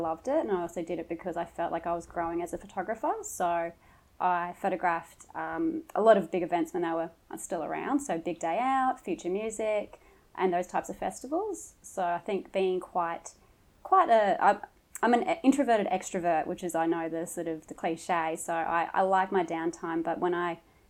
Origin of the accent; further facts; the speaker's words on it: Mooloolaba, Queensland, Australia; also born or lived in Toowoomba, Queensland / Brisbane, Queensland; Toowoomba, but grew up on the Sunshine Coast, gorgeous Mooloolaba